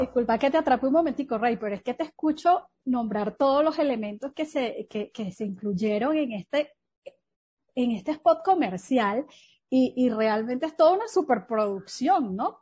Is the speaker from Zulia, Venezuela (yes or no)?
no; Trujillo, Venezuela; nuestro estado